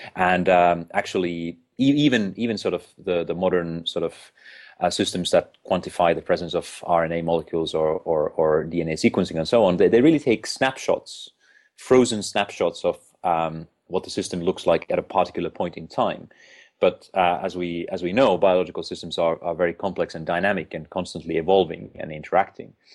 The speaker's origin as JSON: {"language": "English", "country": "Finland", "moved": "as an adult", "lives_now": "United Kingdom", "said": "I'm originally from Finland"}